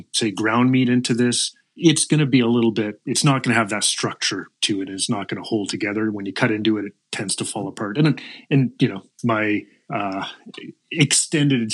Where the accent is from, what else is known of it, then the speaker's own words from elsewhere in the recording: the Maritimes, Canada; moved away as an adult; now in Saskatchewan, Canada; I grew up in the Maritimes